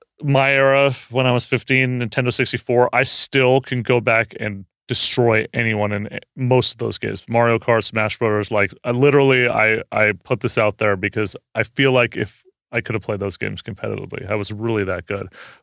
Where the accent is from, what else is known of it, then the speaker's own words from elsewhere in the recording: California, United States; I grew up in Northern California, but like I was definitely a 49ers fan and a San Francisco Giants fan.